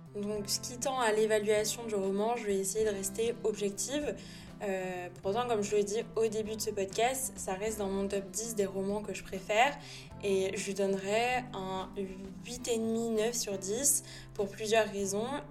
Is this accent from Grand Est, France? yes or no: no; Nice, Provence-Alpes-Côte d'Azur, France; j'ai été élevée à Nice et que l'empreinte italienne n'est pas négligeable euh, ici